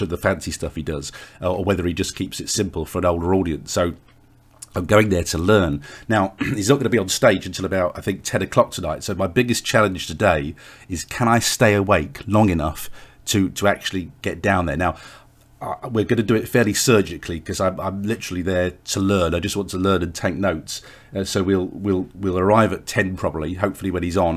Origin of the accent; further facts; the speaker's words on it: England, United Kingdom; as an Englishman